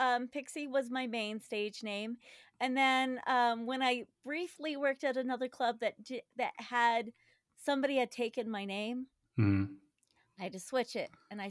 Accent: Denver, Colorado, United States; Denver, Colorado. Okay. Let's see. Yeah. I currently live in the house that I grew up

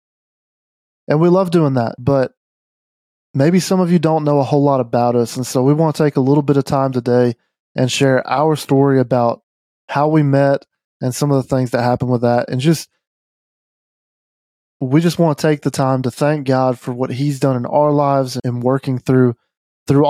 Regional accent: just outside of Memphis, Mississippi, United States; moved away as an adult; now in Chattanooga, United States; I grew up in Mississippi, just outside of Memphis. I lived there my entire life, pretty much

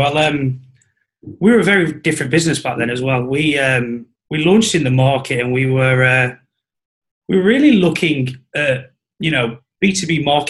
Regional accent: Blackpool, North West England, United Kingdom; Blackpool originally.

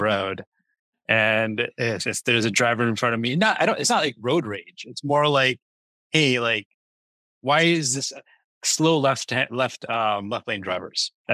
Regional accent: United States; I love being in the U.S. That's just where I grew up.

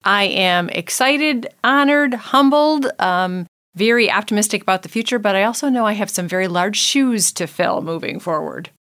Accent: United States; I was born in Saint Clair County, so, you know, hometown girl.

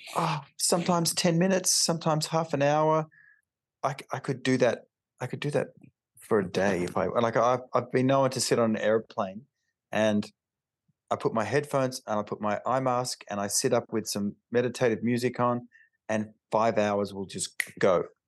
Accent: Alice Springs, Northern Territory, Australia; I grew up in Alice Springs, which is in the outback, like the real outback

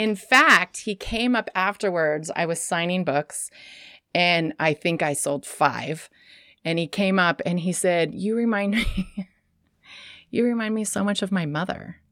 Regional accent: Sacramento, California, United States; also born or lived in San Francisco / Portland; now in Astoria, United States; I grew up in Sacramento.

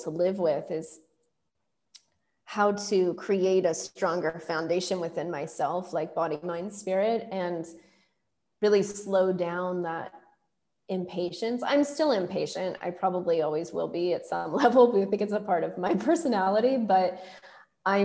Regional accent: Silicon Valley, California, United States; also born or lived in India; I grew up in Silicon Valley

